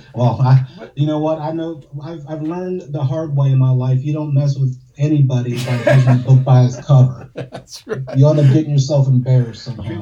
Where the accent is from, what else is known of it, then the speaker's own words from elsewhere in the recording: New Orleans, Louisiana, United States; I'm from New Orleans, so you got the Mardi Gras parades